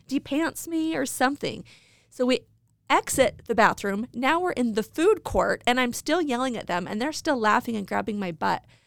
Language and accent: English; Idaho Falls, Idaho, United States; I grew up in Idaho Falls.